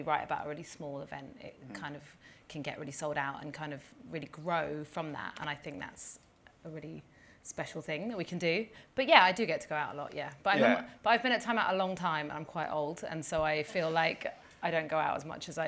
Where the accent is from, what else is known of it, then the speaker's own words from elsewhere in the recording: London, United Kingdom; also born or lived in Leeds; I was like born and bred in London, and then I went to uni in Leeds